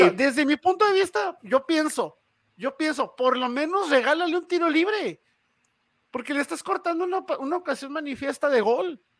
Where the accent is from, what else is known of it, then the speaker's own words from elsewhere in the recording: Ciudad Juárez, Chihuahua, Mexico; la gente de Ciudad Juárez es muy bonita trabajadora